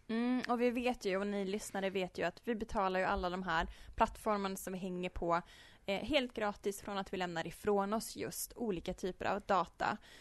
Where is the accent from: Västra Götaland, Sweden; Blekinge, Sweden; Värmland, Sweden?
Värmland, Sweden; Uddeholm; now in Karlstad, Sweden; Jag är uppvuxen i norra Värmland i en liten ort som heter Uddeholm.